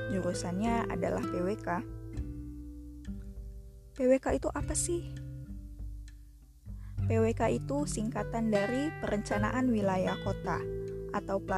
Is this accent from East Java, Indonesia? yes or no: no; Pekanbaru, Riau, Indonesia; also born or lived in Solo; Aku lahir di kota Solo, Provinsi Jawa Tengah, dan dibesarkan di kota Pekanbaru, Provinsi Riau.